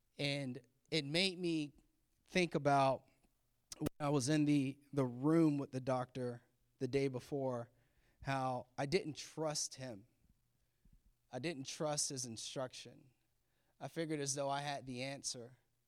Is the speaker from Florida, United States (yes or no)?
yes; Florida, United States; now in Maryland, United States; And if you know me, that's where I'm from Florida. So maybe we should be back there, but we're here in Maryland.